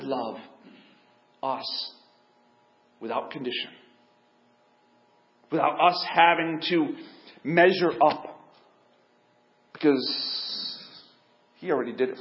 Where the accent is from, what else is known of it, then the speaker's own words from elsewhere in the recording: United States; I'm white, I'm American